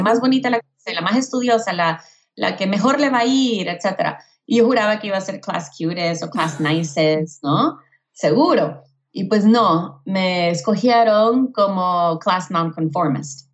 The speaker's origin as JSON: {"language": "Spanish", "country": "El Salvador", "tie": "born or raised there", "also_born_or_lived": "Houston, Texas, United States / Mexico City, Mexico", "moved": "yes", "lives_now": "United States", "said": "mi mamá se regresó a El Salvador conmigo y con mi hermana menor y crecí entre El Salvador y Houston"}